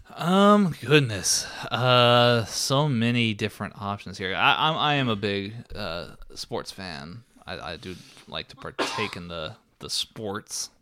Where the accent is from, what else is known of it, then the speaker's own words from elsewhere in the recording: Texas, United States; we're from Texas